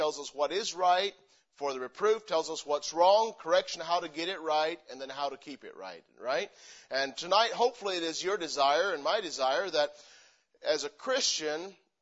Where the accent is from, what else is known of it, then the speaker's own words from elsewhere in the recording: Missouri, United States; moved away as an adult; also born or lived in Pennsylvania; now in Spokane, United States; I grew up in Missouri because that's where most of my memories are from